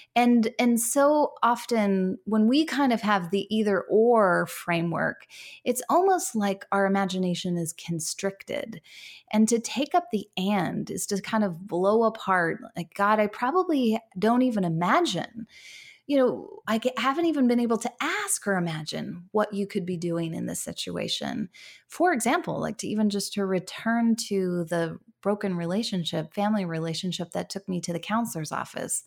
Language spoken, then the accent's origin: English; United States; moved away as an adult; now in Canada; I am American living in Can-, an American living in Canada, um, but I have lived here for eight years